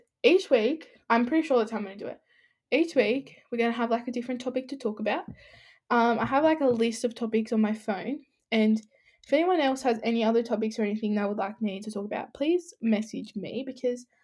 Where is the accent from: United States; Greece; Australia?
Australia; Sydney, New South Wales; I'm 16, I'm from Sydney